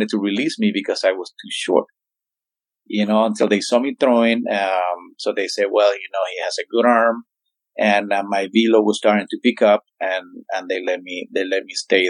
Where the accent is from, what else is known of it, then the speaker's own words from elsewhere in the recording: Zulia, Venezuela; moved away; in Zulia, in my hometown